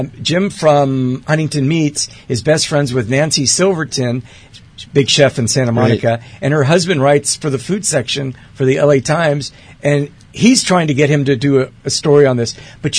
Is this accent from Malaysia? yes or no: no; Athens, Attica, Greece; born there; And yes, I was born in Athens, Greece.